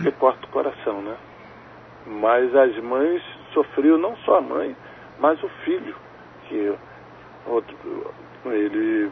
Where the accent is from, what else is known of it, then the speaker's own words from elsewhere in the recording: Rio de Janeiro, Brazil; Desde que nasci, moro aqui no Rio de Janeiro. Eu moro num bairro chamado Irajá